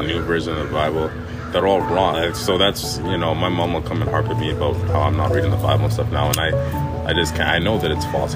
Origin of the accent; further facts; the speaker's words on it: Winnipeg, Manitoba, Canada; I grew up in Winnipeg.